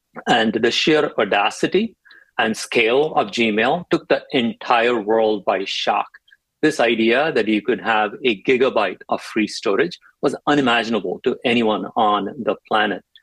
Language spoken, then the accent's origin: English; India; moved away as an adult; also born or lived in Chennai, India; now in United States; I grew up in India